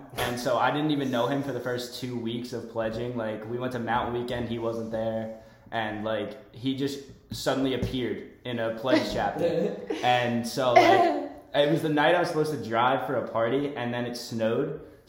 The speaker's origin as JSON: {"language": "English", "region": "New York", "country": "United States", "moved": "yes"}